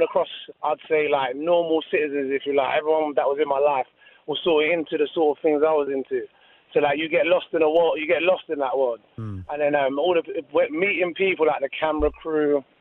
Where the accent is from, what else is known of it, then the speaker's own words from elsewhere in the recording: London, United Kingdom; being from the area I was from, I was always kind of vulnerable to the gang culture and stuff, like growing up in Hackney